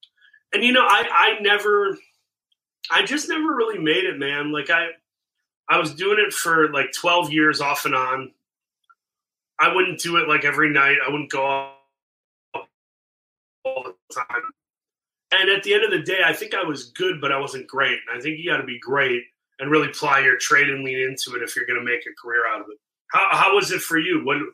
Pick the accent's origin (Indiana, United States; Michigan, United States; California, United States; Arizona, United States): Michigan, United States; Saginaw; my hometown of Saginaw